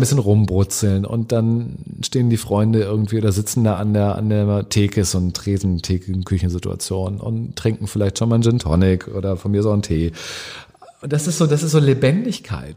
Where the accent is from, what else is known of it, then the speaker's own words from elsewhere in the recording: near Hanover, Lower Saxony, Germany; moved away as an adult; also born or lived in Cologne; now in Hamburg, Germany; ich bin in der Nähe von Hannover groß geworden, also ich bin Norddeutsch